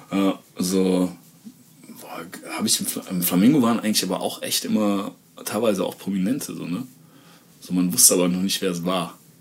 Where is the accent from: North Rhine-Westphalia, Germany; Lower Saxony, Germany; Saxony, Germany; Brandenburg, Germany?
North Rhine-Westphalia, Germany; Aachen; bei uns in Aachen